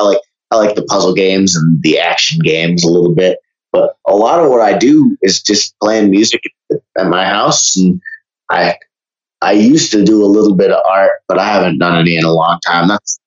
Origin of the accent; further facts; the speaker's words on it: Vermont, United States; Oh man, I was a very quiet and anxious child in public, but as soon as I got home, I turned into that eccentric sort of freak.